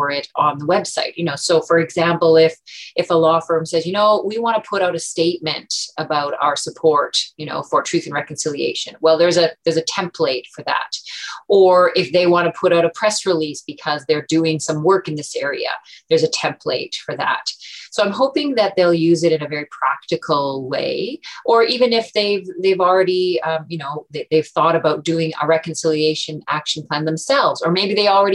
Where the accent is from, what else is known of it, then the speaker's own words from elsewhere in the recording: Omushkego, northeastern Ontario, Canada; now in Ottawa, Canada; I am originally from Omishkego, which is northeastern Ontario, Treaty 9 territory